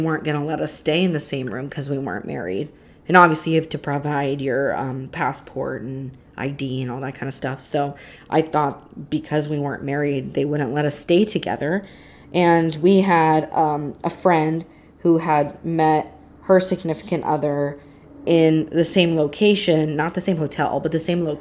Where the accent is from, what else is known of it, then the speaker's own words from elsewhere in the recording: United States; as an American